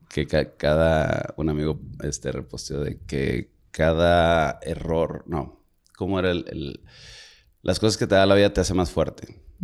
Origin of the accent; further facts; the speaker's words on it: Monterrey, Nuevo León, Mexico; Yo como soy de rancho, de Monterrey